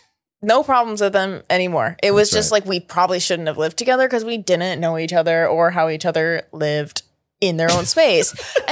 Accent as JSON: {"language": "English", "region": "Ohio", "country": "United States", "lives_now": "Los Angeles, United States"}